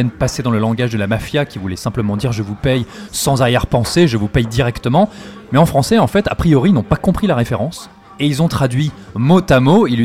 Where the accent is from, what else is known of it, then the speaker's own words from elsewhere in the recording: France; on est français en fait.